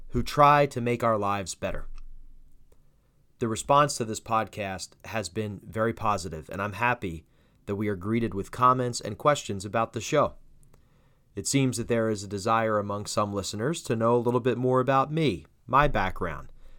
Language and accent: English; New Jersey, United States; Born and raised in South Jersey